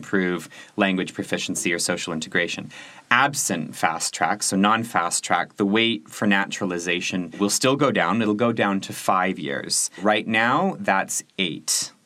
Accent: Canada; now in Germany; I'm Canadian

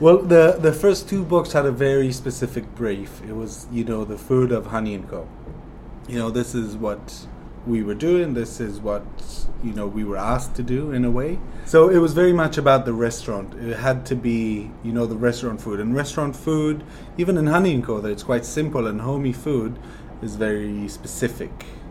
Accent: Jerusalem, Jerusalem District, Israel; I'm from Jerusalem, which is in the center of Israel

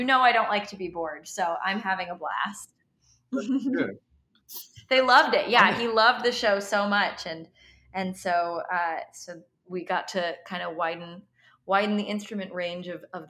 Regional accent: Seattle, Washington, United States; moved away as an adult; also born or lived in Miami; now in New York, United States; I grew up in Seattle.

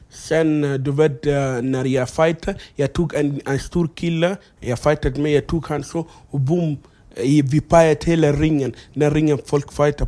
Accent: Egypt; Swedish is a second language; moved away as an adult; also born or lived in South Sudan; now in Sweden; jag är uppvuxen i Egypten. Det är därför jag kan arabiska

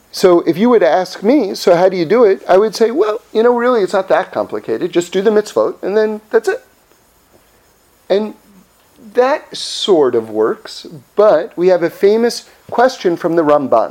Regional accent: Los Angeles, California, United States; I'm from Los Angeles

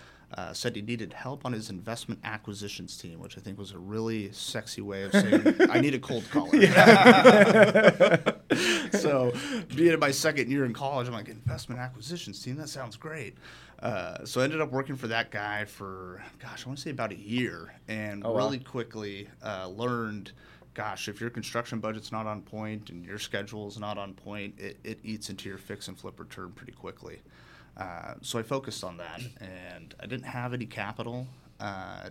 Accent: Portland, Oregon, United States; also born or lived in Bellevue, Washington; I am from the Portland area

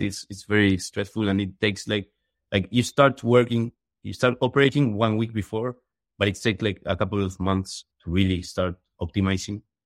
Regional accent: Uruguay; moved away as an adult; also born or lived in Chile; I'm from Uruguay.

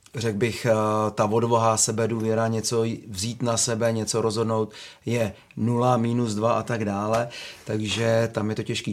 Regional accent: Czechia; jsem Čech

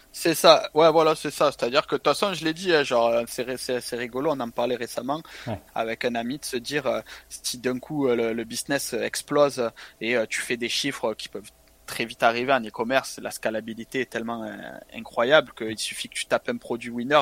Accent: Marseille, Provence-Alpes-Côte d'Azur, France; moved away as an adult; also born or lived in Montpellier / Toulon / Estonia; now in Thailand; je suis marseillais. Donc euh, j'ai vécu ma vie dans le sud-est, Marseille, Montpellier, Toulon

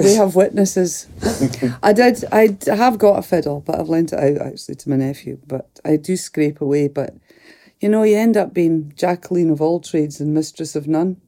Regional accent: Fort William, Scotland, United Kingdom; I'm from the Highlands, from Lochaber, from Fort William.

